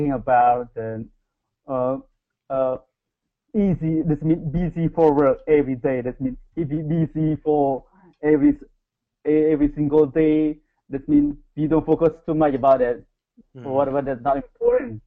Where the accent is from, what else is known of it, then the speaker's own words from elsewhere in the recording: Cambodia; English is a second language; moved away as an adult; now in South Korea; I'm from Cambodia, but I live in Korea right now